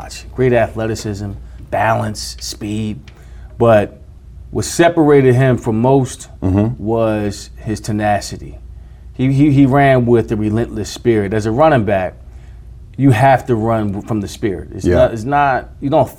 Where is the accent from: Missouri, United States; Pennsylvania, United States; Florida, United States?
Pennsylvania, United States; Philadelphia; as a child growing up in Philadelphia